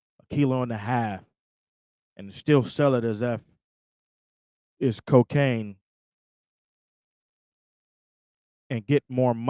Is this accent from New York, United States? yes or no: yes; Syracuse, New York, United States; I grew up in Syracuse, New York